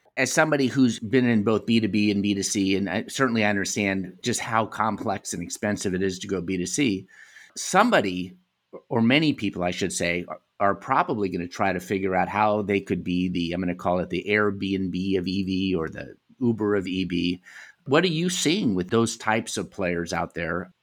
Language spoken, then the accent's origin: English; United States; moved away as an adult; also born or lived in Europe; Having lived in Europe and, you know, growing up in America